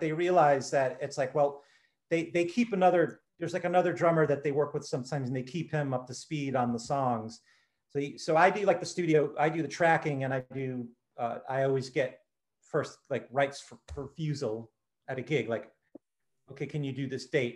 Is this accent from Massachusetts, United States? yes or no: yes; Taunton, Massachusetts, United States; also born or lived in Fort Worth, Texas; my family they moved up uh, to the southeast part of Massachusetts when I was just a baby and I grew up uh, in the you know the Taunton Fall River area